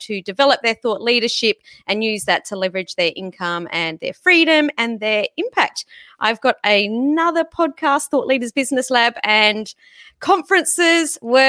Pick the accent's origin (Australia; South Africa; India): Australia; Sydney, New South Wales; obviously my accent is a little different to you guys. I'm from Sydney in Australia.